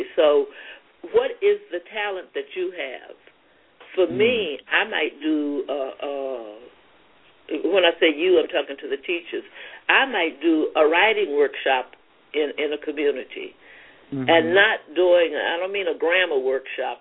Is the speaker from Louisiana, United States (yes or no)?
yes; Louisiana, United States; now in Queens, New York, United States; growing up in Louisiana